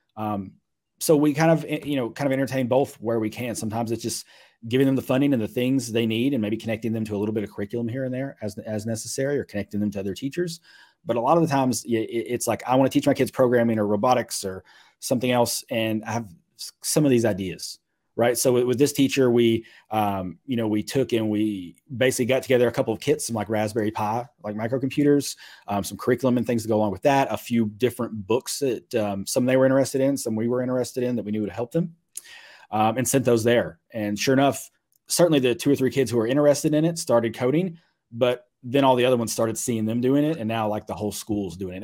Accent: Mayfield, Kentucky, United States; moved away; I was born there, grew up there

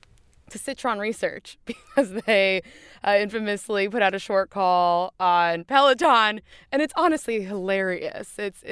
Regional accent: Florida, United States; I'm from South Florida, big Heat fan.

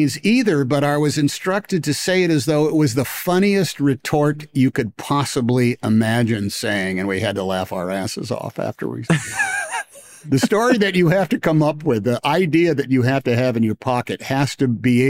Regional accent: Oakland, California, United States; I didn't go to New York City. I was from Oakland, for goodness sake.

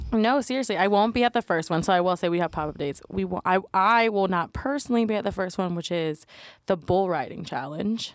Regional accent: Brunswick, Georgia, United States; now in Great Falls, United States; my hometown

